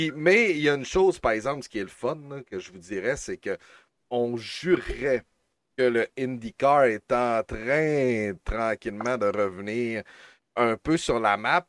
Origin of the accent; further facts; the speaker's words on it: Quebec, Canada; chez nous au Québec